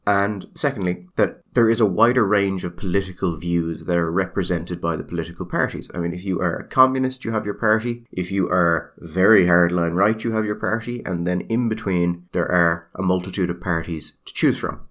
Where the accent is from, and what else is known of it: Ireland